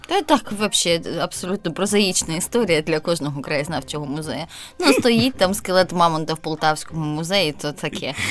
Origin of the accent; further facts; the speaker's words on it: Zaporizhzhia, Zaporizhzhia Oblast, Ukraine; Запоріжжя, моє рідне місто